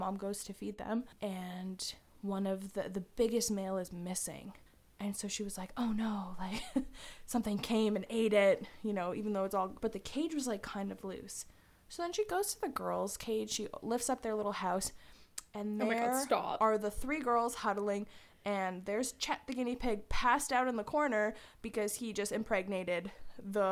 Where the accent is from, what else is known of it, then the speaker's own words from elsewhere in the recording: Poland; English is a second language; moved away; I'm Polish